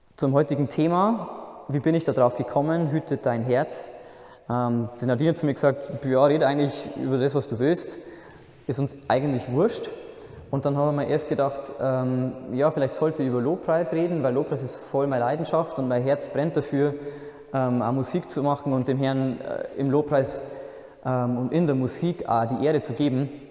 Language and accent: German; Altendorf, Bavaria, Germany; moved away as an adult; also born or lived in Bobingen, near Augsburg; Ursprünglich komme ich aus der Nähe von Regensburg, das kennen vielleicht die meisten noch. das ist eine recht schöne Stadt in der Oberpfalz. Ähm, der Ort, wo ich herkomme, heißt Altendorf